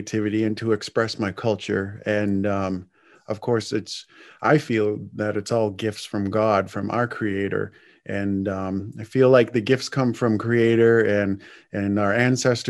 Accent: Indian Island, Maine, United States; we grew up together on Indian Island

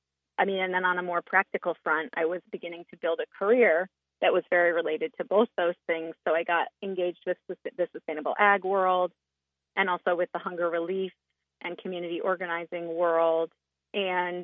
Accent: New Jersey, United States; now in Maine, United States; I'm from New Jersey

